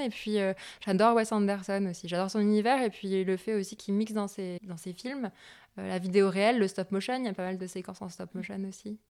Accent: north of France, France; je viens de la région, enfin, je viens du, du, nord de la France

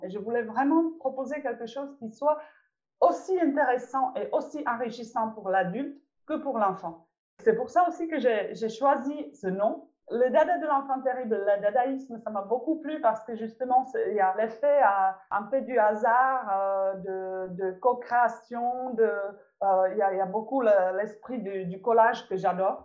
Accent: Czechia; French is a second language; moved away as an adult; now in France; je, suis née et j'ai grandi en République tchèque

